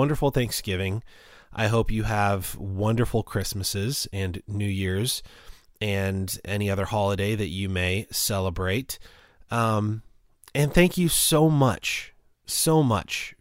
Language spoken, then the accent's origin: English; Indiana, United States; moved away; my home state of Indiana, which I love and miss very dearly